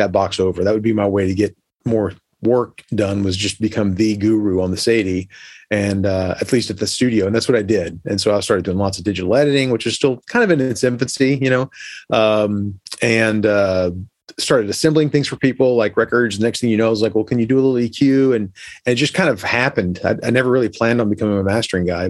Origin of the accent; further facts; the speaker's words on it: Orlando, Florida, United States; I grew up in Orlando